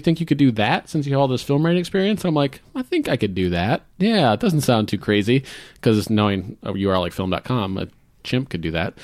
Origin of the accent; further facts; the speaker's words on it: Florida, United States; moved away as an adult; also born or lived in the South; now in Seattle, United States; I'm originally from Florida, born in Florida